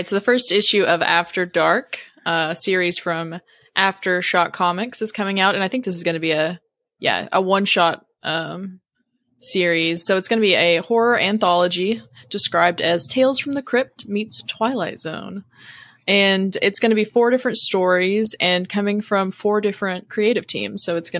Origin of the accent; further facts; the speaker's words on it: Arkansas, United States; We're still from Arkansas. So we're still from the South.